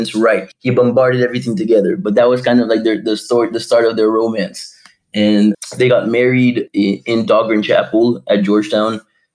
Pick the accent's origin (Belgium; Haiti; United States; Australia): Haiti; Port-au-Prince, Ouest; I was born and raised in Port-au-Prince